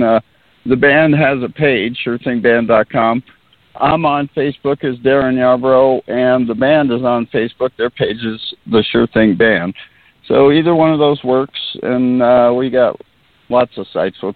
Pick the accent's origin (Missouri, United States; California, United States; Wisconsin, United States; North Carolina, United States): California, United States; Simi Valley; accent: Simi Valley accent; now in Ventura, United States; I was actually born in Simi Valley, which is in Ventura County